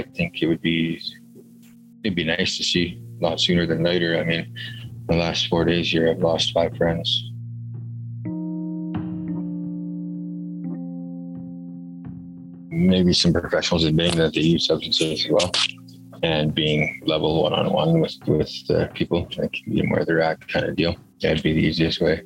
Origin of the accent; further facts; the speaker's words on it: Goodrich Lake, Lac La Biche area, Alberta, Canada; now in Fort St. John, Canada; I'm Indigenous from Goodrich Lake, Lac La Biche area, Alberta